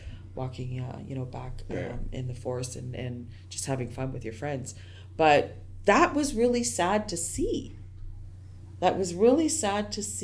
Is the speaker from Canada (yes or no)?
yes; Kitigan Zibi, Gatineau River, Quebec, Canada; moved away; was growing up in Kitigunsabi, Guard River